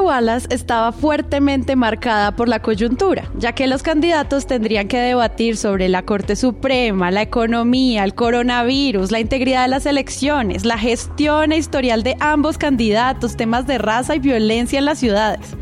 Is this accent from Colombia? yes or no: yes; Colombia; como colombianos